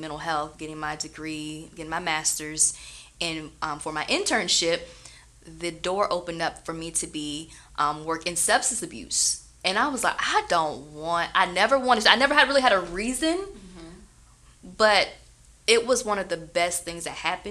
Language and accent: English; Florida, United States; I'm from Florida. We Florida girls